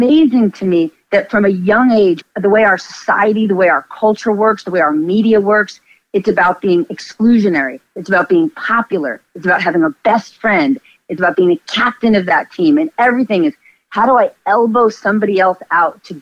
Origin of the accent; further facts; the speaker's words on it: northern New Jersey, United States; I grew up in northern New Jersey